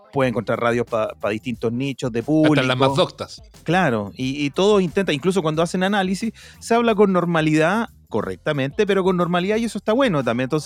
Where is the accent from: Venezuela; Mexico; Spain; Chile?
Chile; yo siento como pueblo chileno